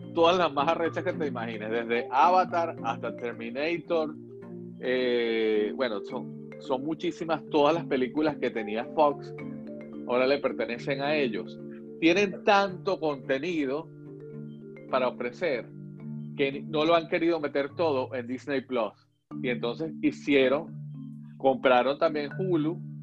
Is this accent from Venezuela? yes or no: yes; Venezuela; nosotros crecimos con una idea de que las telenovelas brasileras, siendo nosotros venezolanos